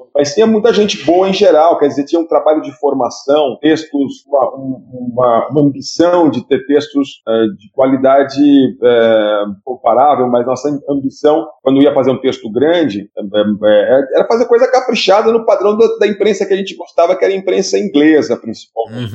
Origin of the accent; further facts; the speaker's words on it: Piracicaba, São Paulo, Brazil; eu cresci lendo a Ilustrada lá em Piracicaba, quando era adolescente.